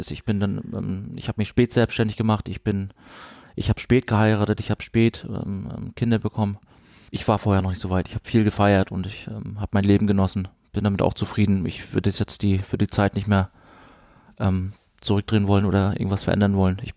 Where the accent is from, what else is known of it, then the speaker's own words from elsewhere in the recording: Rostock, Mecklenburg-Vorpommern, Germany; Aber wir sind so geprägt von diesem Stadion, von dieser Atmosphäre Hansa Rostock, in, in meiner Heimat